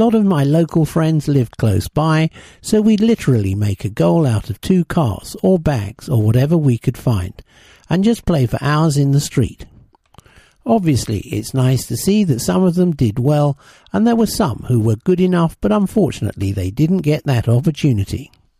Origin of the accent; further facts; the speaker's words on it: Deptford, London, United Kingdom; also born or lived in Lewisham; I was born in Lewisham and grew up in Deptford, South East London. In my younger days, I grew up in a flat, and then we moved to a house that was a bit bigger, but in the same area.